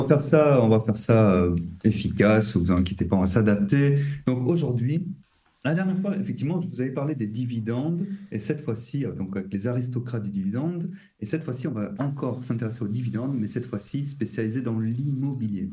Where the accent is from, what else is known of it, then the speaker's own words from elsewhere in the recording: France; nous en tant que Français